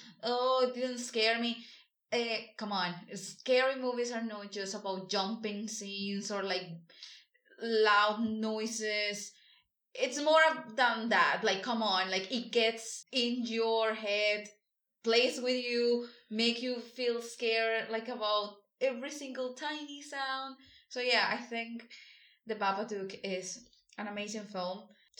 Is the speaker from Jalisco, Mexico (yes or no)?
no; Sonora, Mexico; I'm from Mexico. from the state of Sonora.